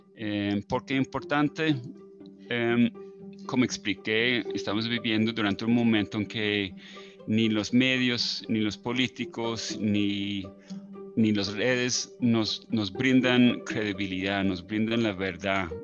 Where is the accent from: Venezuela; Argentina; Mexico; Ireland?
Ireland; now in Cali, Colombia; yo soy el único irlandés en Cali